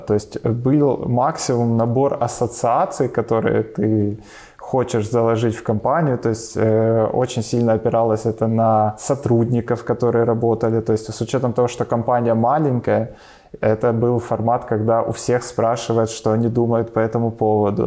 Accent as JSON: {"language": "Russian", "town": "Kharkiv", "region": "Kharkiv Oblast", "country": "Ukraine", "said": "я сам э, из Харькова"}